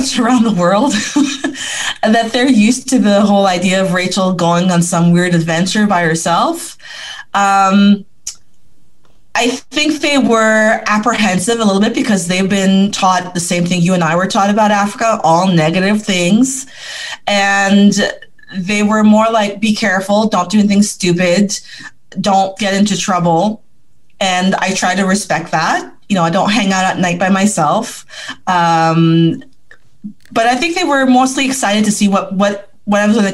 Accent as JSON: {"language": "English", "town": "Ottawa", "region": "Ontario", "country": "Canada", "tie": "born or raised there", "said": "I was born 4 kilometers from Parliament Hill"}